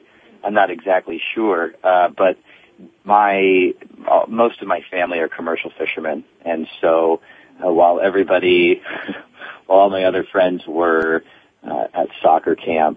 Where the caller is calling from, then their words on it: Seattle, Washington, United States; Rob, I'm sitting here at the University of Washington in Seattle, Washington.